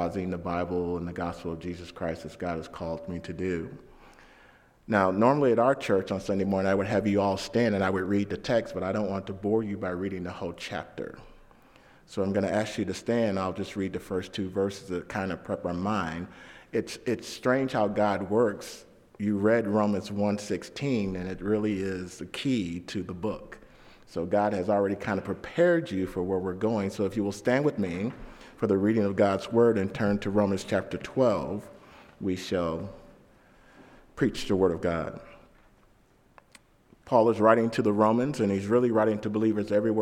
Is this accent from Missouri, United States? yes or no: yes; St. Louis, Missouri, United States; I grew up in St. Louis, the first 12 years of my life in downtown St. Louis, Missouri, in the hood, and then we moved to the suburbs